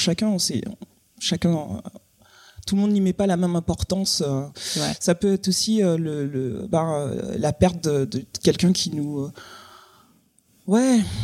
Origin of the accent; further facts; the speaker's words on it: Guadeloupe; moved away as an adult; je suis partie de la Guadeloupe à 18 ans